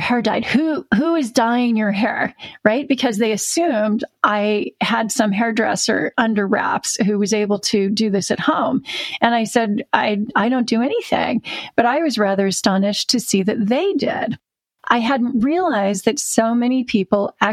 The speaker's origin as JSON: {"language": "English", "area": "Orange County", "region": "Southern California", "country": "United States", "tie": "born or raised there", "also_born_or_lived": "Tustin, California", "moved": "as an adult", "lives_now": "United Kingdom", "said": "I'm a Southern Californian who is a sunshine refugee. I'm now living in the rain with Sarah."}